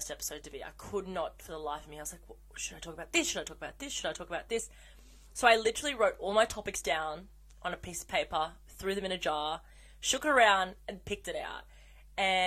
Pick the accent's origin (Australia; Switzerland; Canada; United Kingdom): Australia; I'm Australian